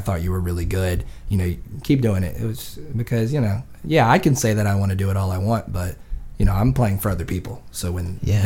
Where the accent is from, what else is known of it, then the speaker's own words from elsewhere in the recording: Sedley, Virginia, United States; also born or lived in Raleigh / Fort Lauderdale; now in Virginia Beach, United States; I come from a real small town in Sedley. It's maybe like, honestly, like 200-300 people